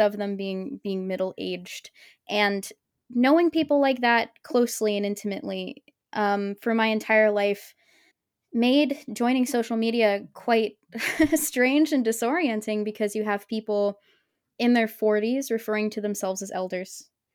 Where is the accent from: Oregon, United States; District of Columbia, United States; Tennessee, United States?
Oregon, United States; I'm from Oregon